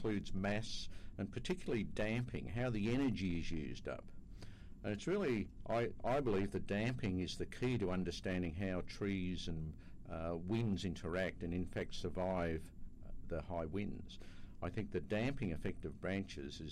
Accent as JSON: {"language": "English", "country": "Australia", "said": "I come from Australia"}